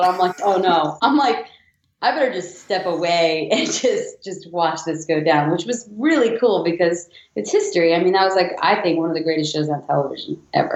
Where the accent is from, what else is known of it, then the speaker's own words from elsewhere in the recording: New York, United States; I'm born and raised in New York